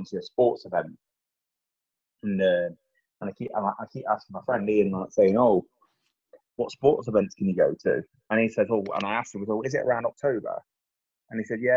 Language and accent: English; England, United Kingdom; this English guy